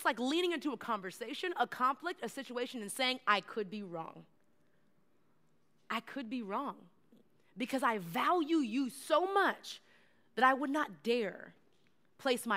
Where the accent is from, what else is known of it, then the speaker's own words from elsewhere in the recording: Texas, United States; I'm from Texas